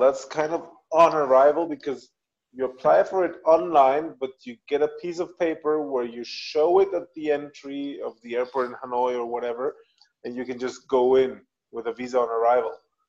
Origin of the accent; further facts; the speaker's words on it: Mexico; first language Spanish and German; English is a second language; moved away; my first languages are Spanish and German. And then came French, English, and Italian.